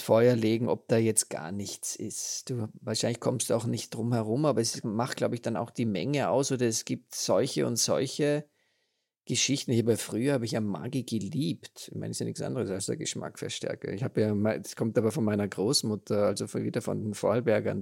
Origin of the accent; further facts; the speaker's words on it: Austria; bei uns in Österreich